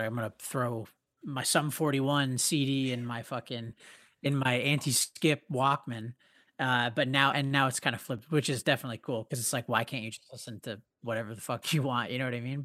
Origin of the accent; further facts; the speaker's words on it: Canada; we have this band, we're from Canada